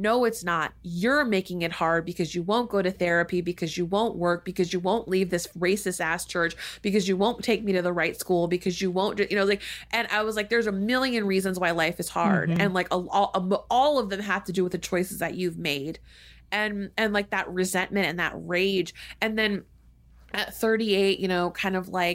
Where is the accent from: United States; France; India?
United States; growing up and was socialized into as an American child